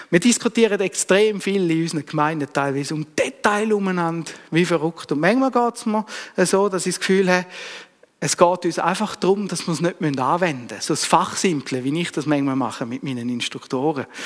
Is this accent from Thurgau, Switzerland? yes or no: yes; Thurgau, Switzerland; born there; Ich bin als Schweizer Kind auf die Welt gekommen, ich bin als Bauernsohn auf die Welt gekommen